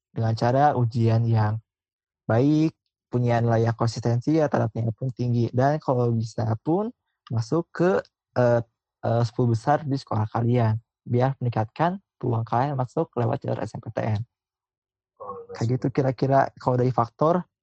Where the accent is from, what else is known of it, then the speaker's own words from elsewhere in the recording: Bandung, West Java, Indonesia; Gue dari SMA yang biasa-biasa aja di kota Bandung.